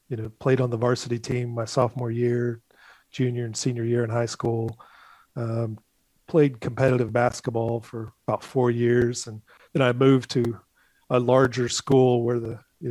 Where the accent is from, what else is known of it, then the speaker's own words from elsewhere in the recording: St. Louis area, Southern Illinois, United States; also born or lived in Macomb, Illinois; I grew up, I was born and raised in Midwestern Illinois, near Macomb, Illinois. And when I was 10, I moved down to Southern Illinois, just north of St. Louis, and spent the rest of my formative years in the St. Louis area